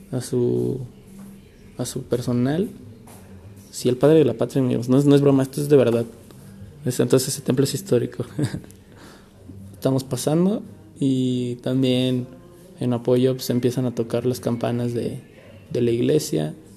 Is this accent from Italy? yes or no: no; Celaya, Guanajuato, Mexico; aquí en Celaya, de donde soy natal, soy autóctono de aquí, de Celaya